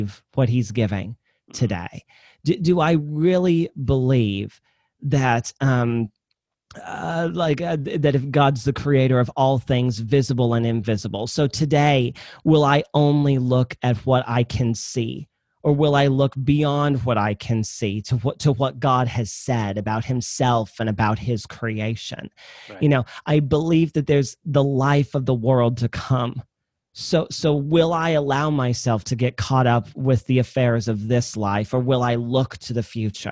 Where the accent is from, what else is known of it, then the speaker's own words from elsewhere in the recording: Midwest, United States; I'm from the Midwest. I kind of talk slow